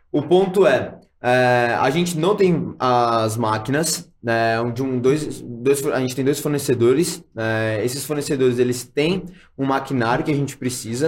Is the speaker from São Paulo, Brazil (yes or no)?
yes; Santos, São Paulo, Brazil; now in São Paulo, Brazil; eu vim de Santos, ah, sou nascido e criado em, né, ah, em Santos, litoral de São Paulo.